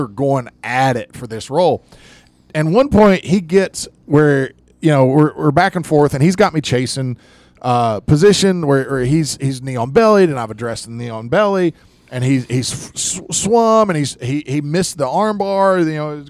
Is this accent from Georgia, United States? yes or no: yes; Georgia, United States; I'm a black belt from Georgia